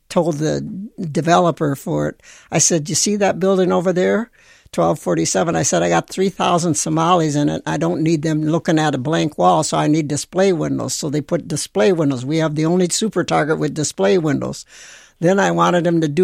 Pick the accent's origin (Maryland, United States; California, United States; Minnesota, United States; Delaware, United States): Minnesota, United States; St. Paul; I lived on Rondo.